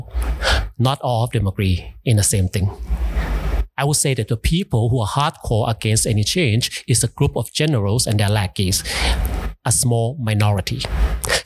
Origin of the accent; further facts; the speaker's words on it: United States; I grew up in the States.